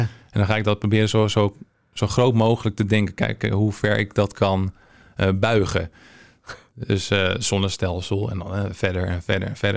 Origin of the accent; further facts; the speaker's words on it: Hensbroek, North Holland, Netherlands; moved away as an adult; also born or lived in Haarlem; now in Amsterdam, Netherlands; ik ben om mijn achttiende verhuisd naar ehm, Amsterdam vanuit Hensbroek. Ja? Ik kom uit de regio